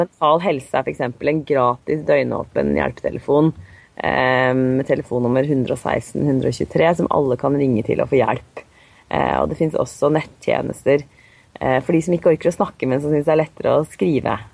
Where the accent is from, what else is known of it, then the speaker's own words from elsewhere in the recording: Drammen, Buskerud, Norway; Og så kommer jeg fra Drammen og har tre barn.